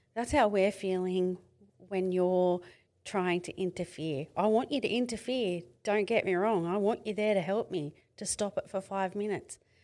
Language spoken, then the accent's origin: English; Mid-North Coast, New South Wales, Australia; moved away as an adult; I come from Mid-North Coast in New South Wales.